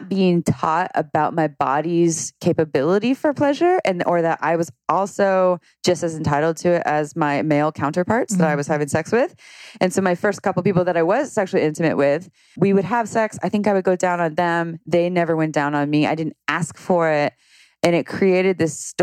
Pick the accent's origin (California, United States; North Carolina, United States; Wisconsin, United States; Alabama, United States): California, United States; Santa Cruz; I grew up in Santa Cruz